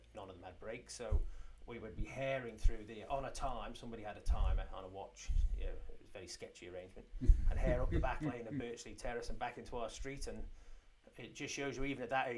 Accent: Onchan, Isle of Man; I grew up in Onken

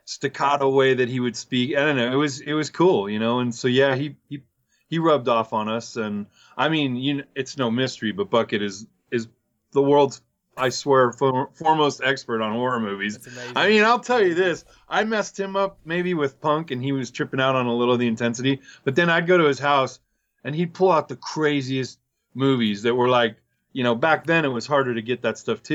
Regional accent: Chino, California, United States; I came from Chino

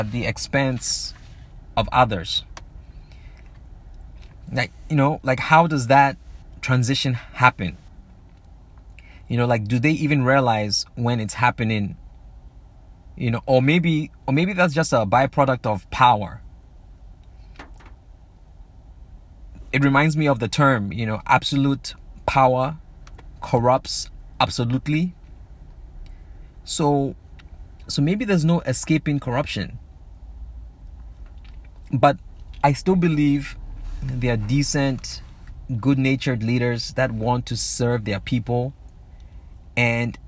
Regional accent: Zambia; growing up in Southern Africa, growing up in Zambia

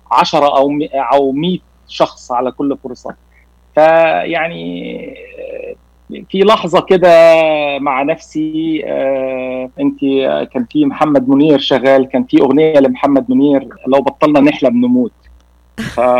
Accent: Cairo, Cairo Governorate, Egypt; born there; moved away; also born or lived in Nigeria; ولدت في القاهره ولكن سافرت لمده 15 سنه في نيجيريا

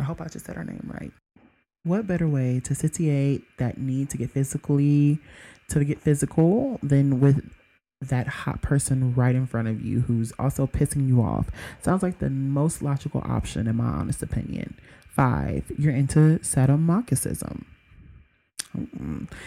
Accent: Mississippi, United States; I'm from Mississippi

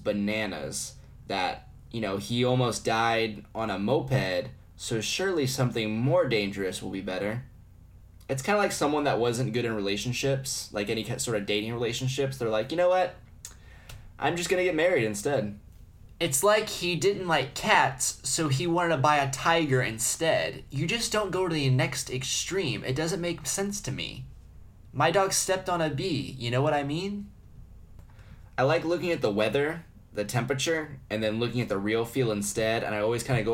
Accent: United States; As an American

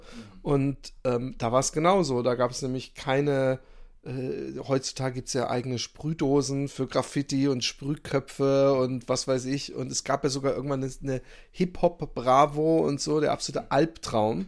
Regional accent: Germany; ich bin in Deutschland äh, aufgewachsen

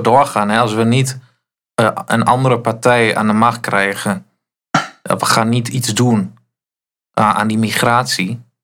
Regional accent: Netherlands

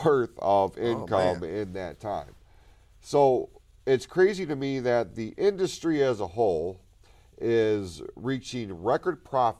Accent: Hadley, United States; We grew up in Hadley, and Hadley was, I mean, it was big for Halloween.

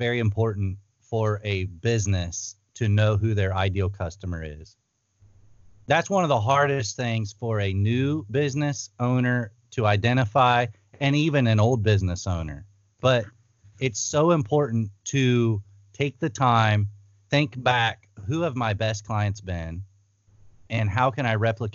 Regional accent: Ohio, United States; moved away as an adult; also born or lived in Thailand; I'm from Ohio. We made a move out west

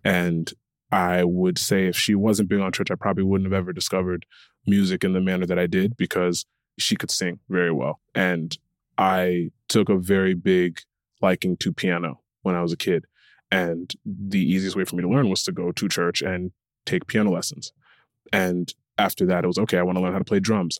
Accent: Connecticut, United States; I was born and raised in Connecticut

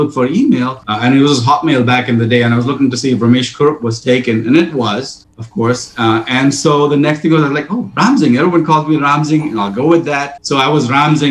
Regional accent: India; growing up in India

